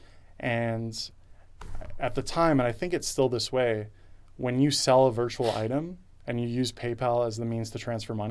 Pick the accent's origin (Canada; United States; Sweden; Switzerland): Canada; Toronto, Ontario; I grew up in Toronto